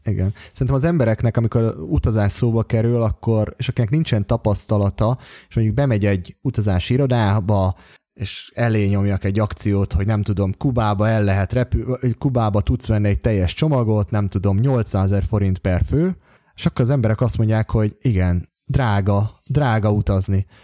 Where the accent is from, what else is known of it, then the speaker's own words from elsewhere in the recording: Hungary; also born or lived in Bogotá, Colombia; Budapesten, mert hogy éppen magyar vagyok